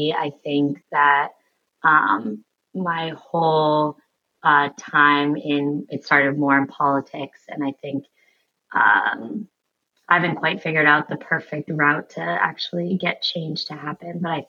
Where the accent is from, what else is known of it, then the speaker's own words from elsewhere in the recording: Portsmouth, United States; And until then, I'm in my hometown of Portsmouth, spending lots of time with people.